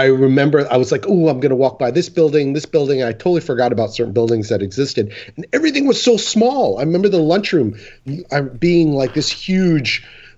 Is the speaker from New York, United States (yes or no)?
yes; Rockland County, New York, United States; we are from the same hometown